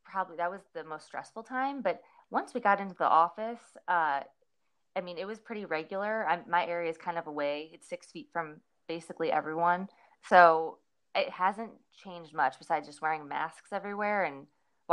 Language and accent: English; St. Louis, Missouri, United States; moved away as an adult; also born or lived in Clarksville, Tennessee; I'm from Missouri, St. Louis, Missouri, and a lot of us go to Mizzou